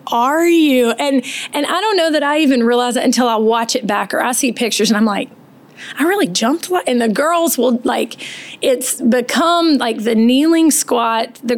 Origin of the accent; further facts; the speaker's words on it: 30-45 minutes from Virginia Tech, United States; now in Cary, United States; I was raised in Virginia. Um, about 30, 45 minutes from Virginia Tech, so oh, right in the mountains, and it's equally as beautiful there.